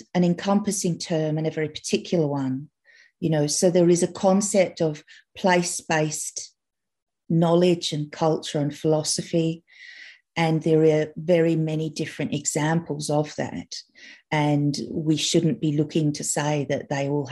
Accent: Australia; I'm Australian.

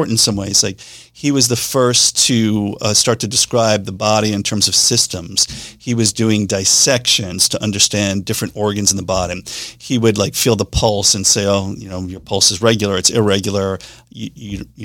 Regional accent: New York City, New York, United States; accent: Staten Island; moved away; I grew up in New York City. Most of the time I grew up was in Staten Island

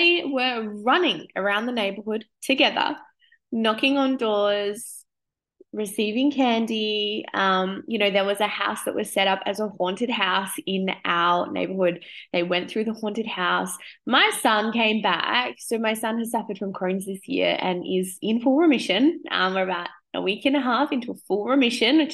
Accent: Australia; I'm 37 now, my mom was always like, we don't do that here. We're Australian.

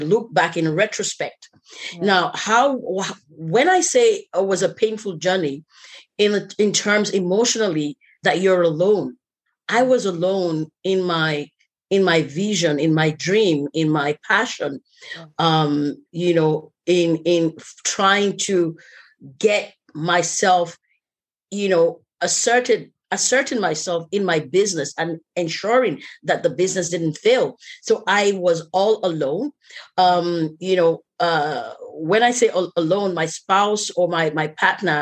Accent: Nigeria

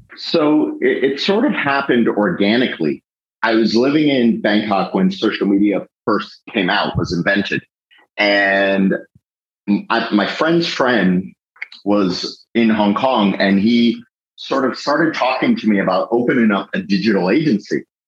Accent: Fort Lauderdale, Florida, United States; I grew up in Fort Lauderdale, and my father was a Fort Lauderdale police officer for 11 years

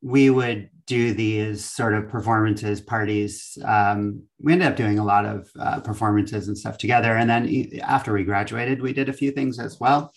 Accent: Long Island, New York, United States; moved away as an adult; now in Los Angeles, United States; I'm from Long Island originally

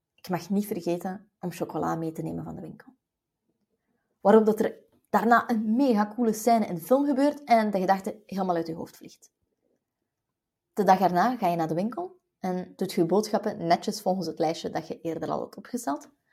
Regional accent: West Flanders, Belgium; als West-Vlaming

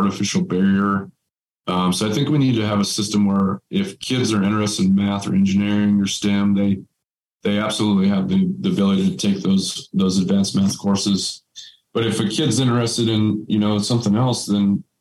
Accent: Aztec, New Mexico, United States; I was born and raised in Aztec

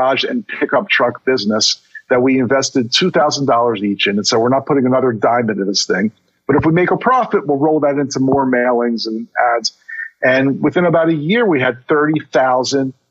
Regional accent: Baltimore, Maryland, United States; also born or lived in Miami Beach; I moved back to my hometown of Baltimore

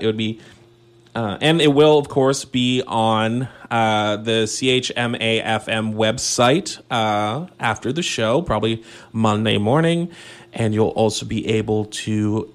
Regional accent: Saint John, New Brunswick, Canada; now in Sackville, Canada; My hometown, my alma mater

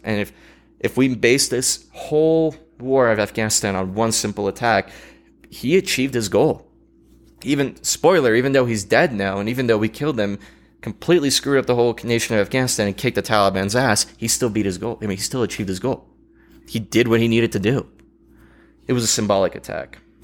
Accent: United States; as an American

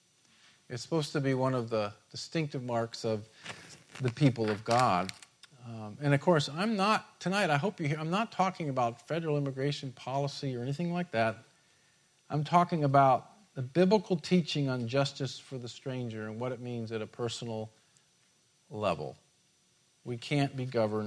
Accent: United States; being an American

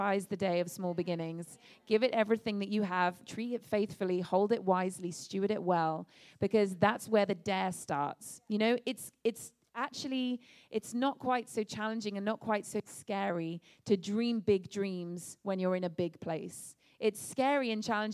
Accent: England, United Kingdom; moved away as an adult; I'm from England. My family and I moved over here a few months ago to start this church.

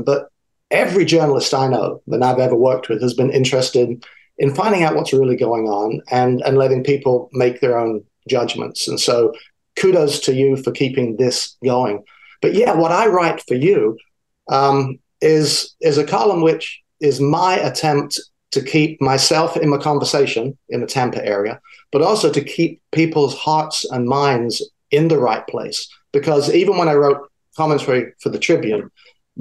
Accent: South of England, United Kingdom; moved away as an adult; also born or lived in DeLand, Florida; now in United States; my accent is from the South. I grew up in the South of England.

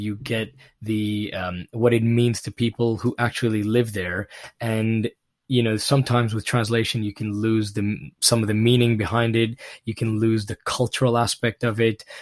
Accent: Pakistan; moved away; growing up in Pakistan

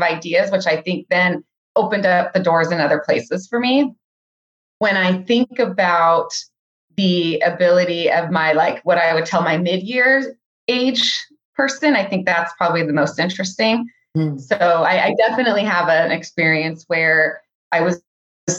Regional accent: Silicon Valley, California, United States; I was born and raised in the Silicon Valley, which is fairly rare these days

